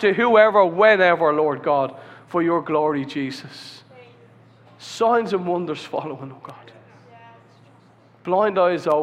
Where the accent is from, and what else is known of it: Ireland